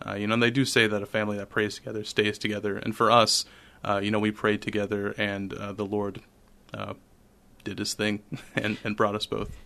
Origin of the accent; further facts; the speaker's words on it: Urbandale, Iowa, United States; moved away as an adult; now in Saint Paul, United States; my home parish is Saint Pius the Tenth, uh, in Urbandale. And so, I attended Catholic schools my whole life. First, uh, kindergarten through eighth grade in, uh, Saint Pius the Tenth.